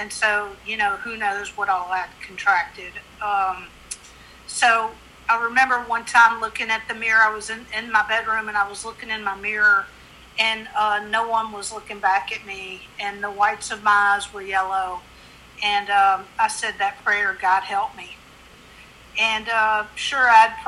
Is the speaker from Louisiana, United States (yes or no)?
yes; Monroe, Louisiana, United States; moved away as an adult; also born or lived in Lafayette, Louisiana / Austin, Texas; now in New York, United States; I'm from Monroe, Louisiana. And I moved down to Lafayette, Louisiana